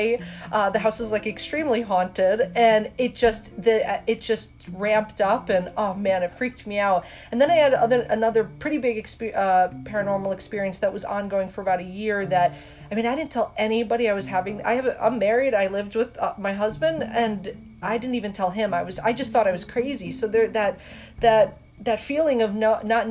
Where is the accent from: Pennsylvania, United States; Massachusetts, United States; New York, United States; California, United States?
New York, United States; Clifton Park; I grew up in Clifton Park, so like the 518.